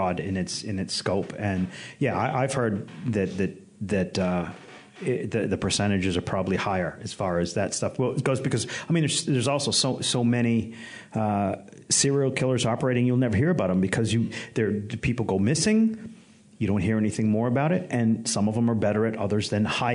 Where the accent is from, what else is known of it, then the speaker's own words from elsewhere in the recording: United States; I'm American